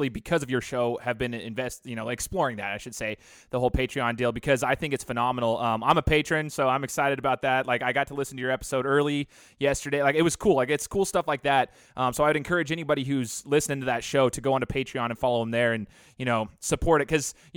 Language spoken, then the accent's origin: English; Boise, Idaho, United States; I'm a Boise State alum. You know, I went to school there, growing up around Boise State football